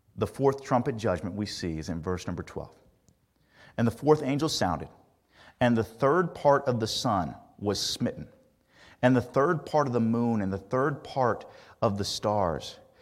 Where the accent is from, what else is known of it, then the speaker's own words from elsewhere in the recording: Indiana, United States; Growing up in Indiana